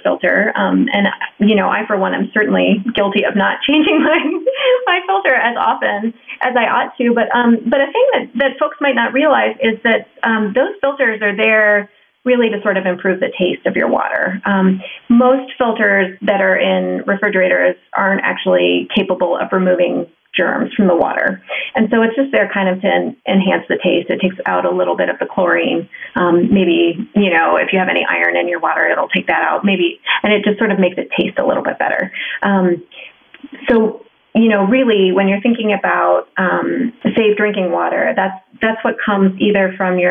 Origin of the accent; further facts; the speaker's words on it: Ohio, United States; I grew up in Ohio.